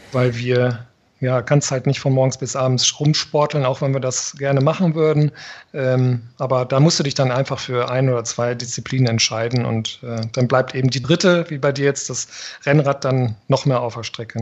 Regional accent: Northern Germany, Germany; als Norddeutscher

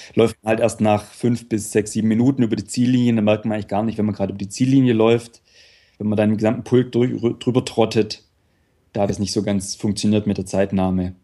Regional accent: Upper Swabia, Baden-Württemberg, Germany; Ich komme aus der Gegend vom Bodensee, im Prinzip leider nicht direkt am See, aber so äh, Oberschwaben, das heißt dann im Prinzip so 20 Kilometer nördlich vom, nördlich vom See

